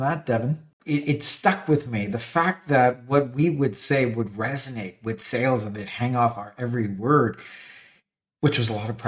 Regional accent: Canada; I'm Canadian

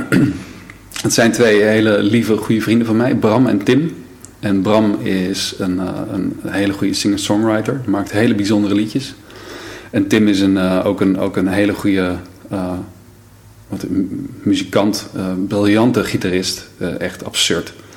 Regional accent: Brummen, Gelderland, Netherlands; moved away as an adult; also born or lived in Emmeloord / Lelystad; daarna zijn we verhuisd naar Brummen. Brummen ligt bij Apeldoorn.

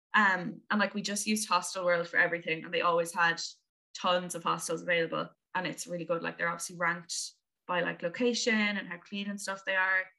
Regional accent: Limerick, Munster, Ireland; also born or lived in London; now in Dublin, Ireland; my hometown is Limerick on the west of Ireland

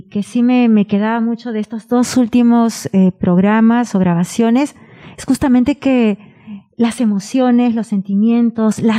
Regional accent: Peru; moved away; soy peruana

